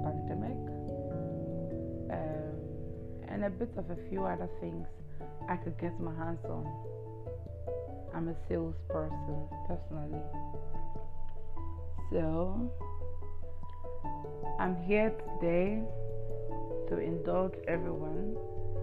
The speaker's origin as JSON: {"language": "English", "country": "Ghana", "said": "I'm Ghanaian"}